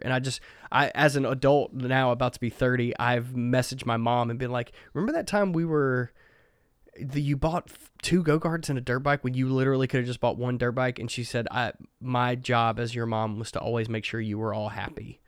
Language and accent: English; Mississippi, United States; I grew up in the woods of Mississippi.